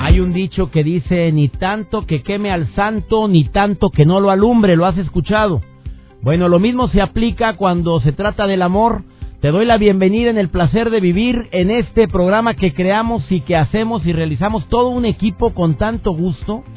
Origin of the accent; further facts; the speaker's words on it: Mexico; durante mucho tiempo vivió con la terrible inseguridad en mi amado México